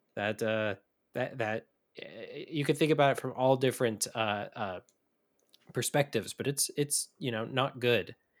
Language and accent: English; Midwest, United States; as a Midwesterner